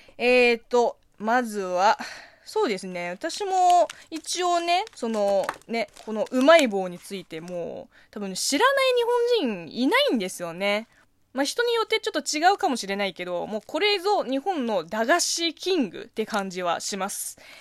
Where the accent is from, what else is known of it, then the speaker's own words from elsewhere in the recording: China; Japanese is a second language; moved away; 中国生まれ、中国育ちの私